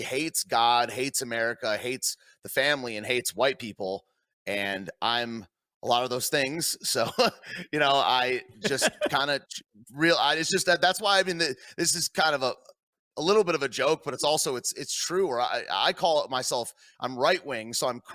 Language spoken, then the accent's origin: English; Michigan, United States; moved away; also born or lived in Washington, D.C.; I was raised in Michigan